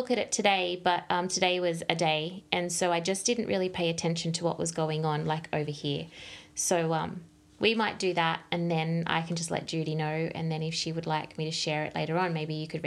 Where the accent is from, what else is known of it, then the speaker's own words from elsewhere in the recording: Melbourne, Victoria, Australia; I'm from Melbourne.